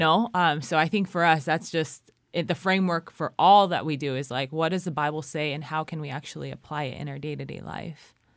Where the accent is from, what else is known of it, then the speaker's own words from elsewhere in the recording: California, United States; moved away as an adult; now in Cambodia; I'm from California